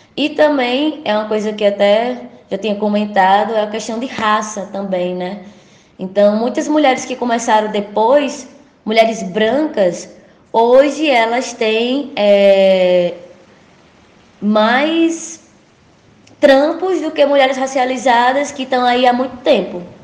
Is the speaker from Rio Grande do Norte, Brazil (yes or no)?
yes; São José do Campestre, Rio Grande do Norte, Brazil; now in Natal, Brazil; Eu vim do, do interior do estado, do Agreste Potiguar, eu sou de São José do Campestre.